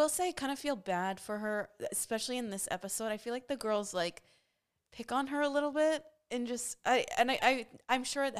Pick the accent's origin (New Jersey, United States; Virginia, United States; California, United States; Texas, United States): Texas, United States; Dallas; we're from Dallas.